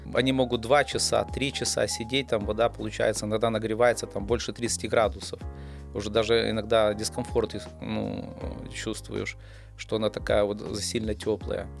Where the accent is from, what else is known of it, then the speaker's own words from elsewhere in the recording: Pinsk, Brest Region, Belarus; Родился в Пинске